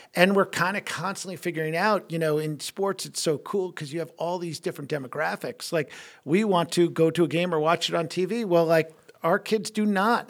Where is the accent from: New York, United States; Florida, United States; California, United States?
New York, United States; moved away as an adult; now in Milwaukee, United States; growing up in New York